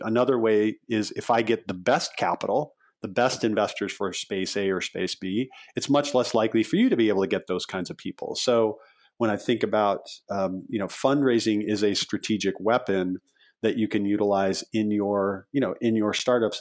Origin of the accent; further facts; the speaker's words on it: Chicago, Illinois, United States; I grew up sailing and I'm from the Chicago area. I grew up sailing on Lake Michigan.